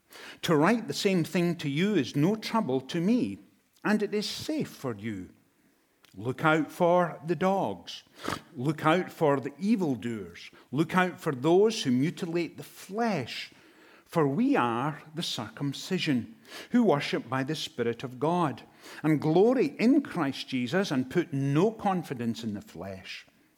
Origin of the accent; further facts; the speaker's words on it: Inverness, Scotland, United Kingdom; now in United States; I come from Inverness in Scotland, and we have lived in the United States since 2007.